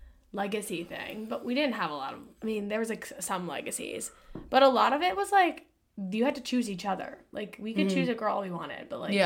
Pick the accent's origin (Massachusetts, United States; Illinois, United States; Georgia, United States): Massachusetts, United States; Boston; It's because we're from Boston.